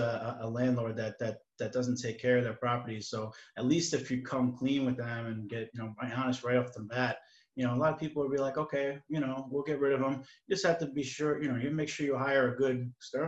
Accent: Baldwin, New York, United States; I'm from Baldwin

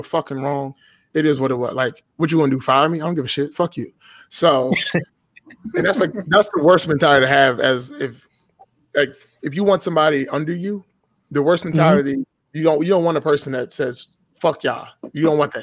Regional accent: Washington, District of Columbia, United States; So, I was born and raised in Washington, D.C., right? I live just outside of the city now

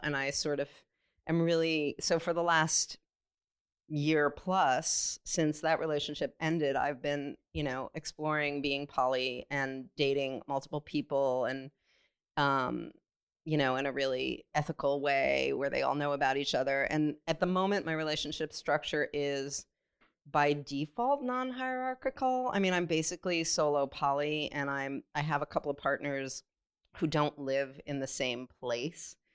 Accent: California, United States; growing up in California in the 70s and 80s

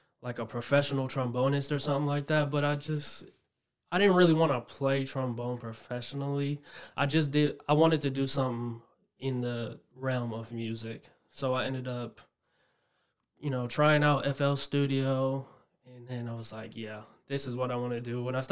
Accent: New York City, New York, United States; moved away; I'm originally from Queens, New York

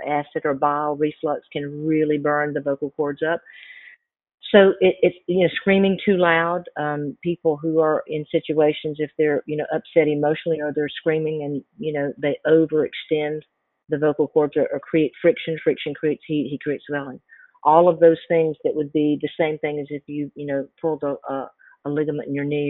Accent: the South, United States; because I grew up in the South and grew up in Southern, you know, Southern gospel churches

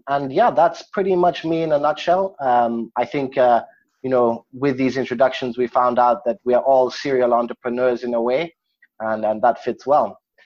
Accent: Kenya; moved away as an adult; also born or lived in Scotland; now in Mauritius; I was originally born and raised in Kenya, before moving to Scotland for my higher education and then ending up on this beautiful island that is Mauritius.

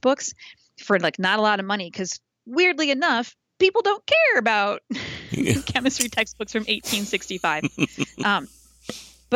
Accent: Indianapolis, Indiana, United States; I was the co-coordinator when the ACS National was in Indianapolis in my hometown

